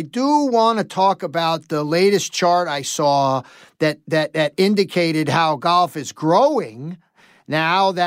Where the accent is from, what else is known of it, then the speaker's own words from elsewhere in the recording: New York City, New York, United States; now in upstate New York, United States; I grew up in New York City